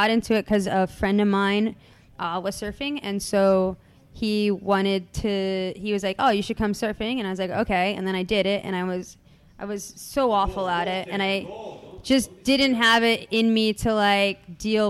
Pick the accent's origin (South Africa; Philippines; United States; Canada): United States; Long Beach, California; I grew up in Long Beach, California